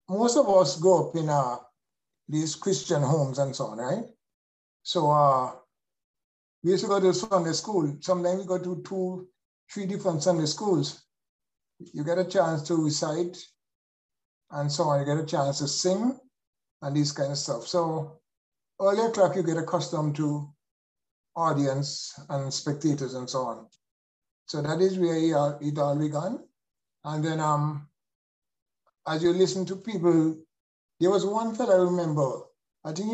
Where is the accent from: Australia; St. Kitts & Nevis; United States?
St. Kitts & Nevis; Cayon, Saint Kitts; if I have a chance to do it over again, I really don't want to be born any other place but Cayon